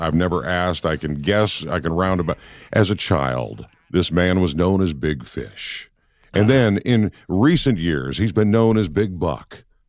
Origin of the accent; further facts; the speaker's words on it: Minnesota, United States; I grew up in Minnesota.